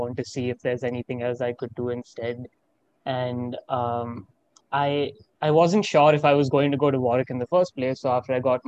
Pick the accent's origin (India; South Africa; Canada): India; Bangalore, Karnataka; moved away as an adult; also born or lived in Coventry, United Kingdom; now in Ann Arbor, United States; I am from India and I am an Indian citizen. I went to Delhi Public School, Bangalore East